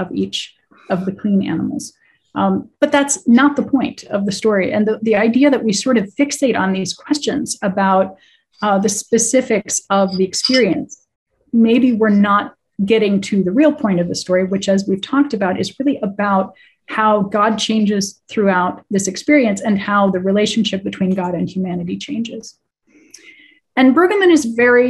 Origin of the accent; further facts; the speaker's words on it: Cincinnati, Ohio, United States; my hometown